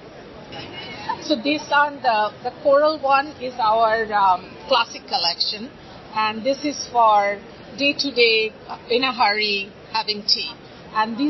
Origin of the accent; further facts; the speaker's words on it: India; moved away; I come from a tea drinking family growing up in India